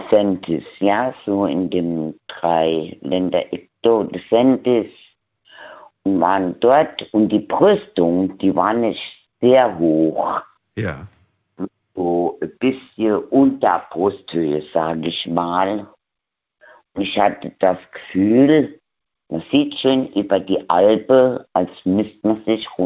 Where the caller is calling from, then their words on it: Kaiserslautern, Rhineland-Palatinate, Germany; Ich bin aus Kaiserslautern.